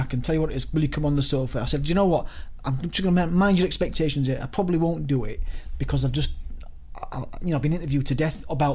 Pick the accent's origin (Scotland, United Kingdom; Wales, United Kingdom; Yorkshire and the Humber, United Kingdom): Yorkshire and the Humber, United Kingdom; Leeds; moved away as an adult; also born or lived in Dortmund; I was from Leeds